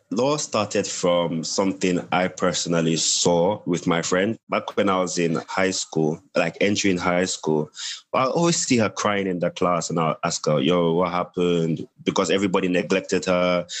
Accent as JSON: {"language": "English", "country": "Nigeria", "moved": "yes", "lives_now": "Gambia", "said": "I'm a Nigerian, I'm a Nigerian currently residing in the Gambia."}